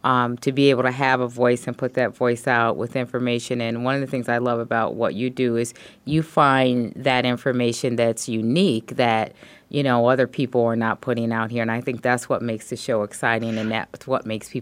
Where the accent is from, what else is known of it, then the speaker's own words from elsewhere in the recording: Chicago, Illinois, United States; moved away as an adult; I am originally from the Midwest, from the Chicago area, but I have been out here for the past year.